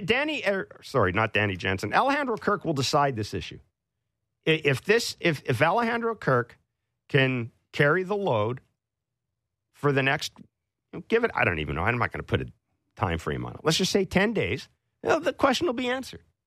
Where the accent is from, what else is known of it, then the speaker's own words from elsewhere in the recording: Kingston, Ontario, Canada; I was born in Kingston, too